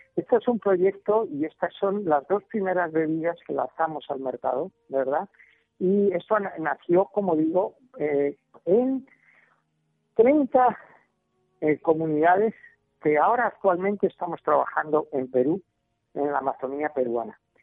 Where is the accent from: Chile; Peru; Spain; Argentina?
Spain; now in Colombia; yo que soy español